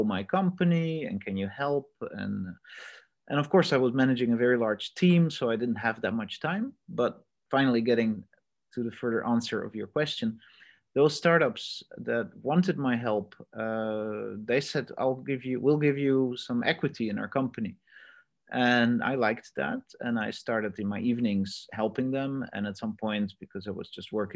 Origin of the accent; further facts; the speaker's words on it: Netherlands; also born or lived in Australia; I'm Dutch myself